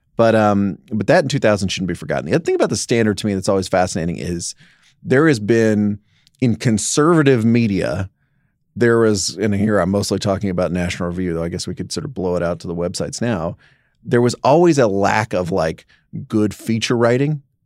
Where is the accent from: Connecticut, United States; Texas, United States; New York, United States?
Texas, United States; Dallas; growing up in Dallas-Fort Worth